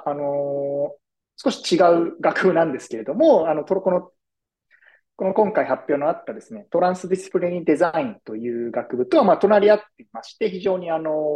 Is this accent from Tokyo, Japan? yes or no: yes; Tokyo, Japan; moved away as an adult; now in New York, United States; 生まれも育ちも東京でして、東京の大学を卒業して、普通に東京でですね、そのままあの社会人経験を経て、その後ですね、えー、2018年からニューヨークに渡ってきておりまして